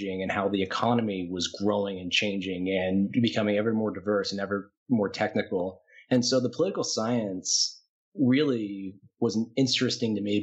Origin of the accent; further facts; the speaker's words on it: Atlanta, Georgia, United States; moved away as an adult; now in Colorado, United States; I grew up mostly in Atlanta, Georgia from ages 6 onward